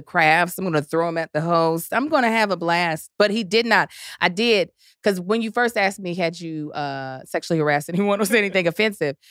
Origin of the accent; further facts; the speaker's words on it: Kentucky, United States; accent: Southern; also born or lived in Baltimore, Maryland; Born in Baltimore, raised in Kentucky